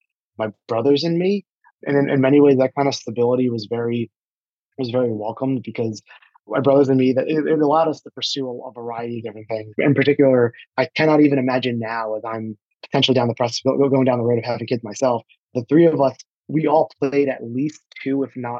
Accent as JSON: {"language": "English", "town": "Sayreville", "region": "New Jersey", "country": "United States", "tie": "born or raised there", "also_born_or_lived": "Flushing, Queens, New York", "said": "while I was born in Queens, I was raised in New Jersey, a town called Sayreville"}